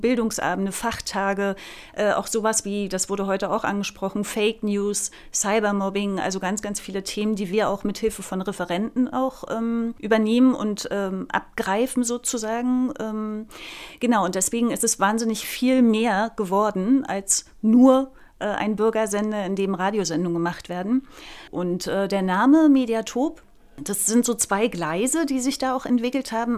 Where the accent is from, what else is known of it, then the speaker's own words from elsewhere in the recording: Güstrow, Mecklenburg-Vorpommern, Germany; also born or lived in Neubrandenburg; in Güstrow bin ich geboren und in Neubrandenburg habe ich dann Sozialpädagogik studiert